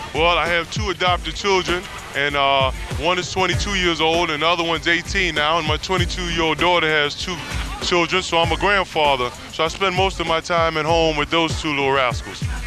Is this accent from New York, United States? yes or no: yes; New York City, New York, United States; I grew up on the Lower East Side of Manhattan